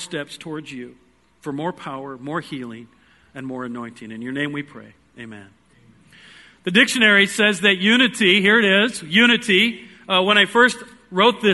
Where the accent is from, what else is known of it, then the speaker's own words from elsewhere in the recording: Iowa, United States; I am from Iowa.